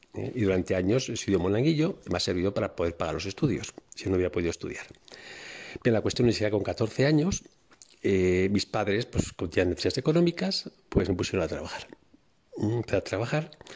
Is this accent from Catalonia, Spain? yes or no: no; Bilbao, Basque Country, Spain; also born or lived in Cáceres province; yo llegué a Bilbao con unos meses realmente nací en Cáceres, en un pueblito de Cáceres, pero nada, con unos meses llegué a Bilbao, por lo tanto yo he vivido toda mi vida en Bilbao, es, donde yo me, he crecido y me he desarrollado.